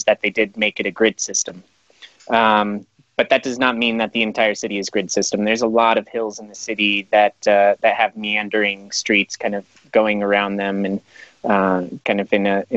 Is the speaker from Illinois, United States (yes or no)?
no; Colorado, United States; He and I grew up together in Colorado.